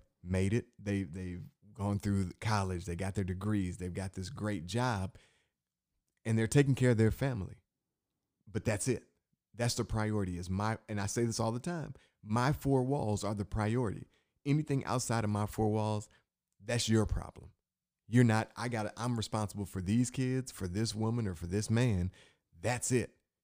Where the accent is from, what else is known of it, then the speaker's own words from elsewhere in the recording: Michigan, United States; I'm from Michigan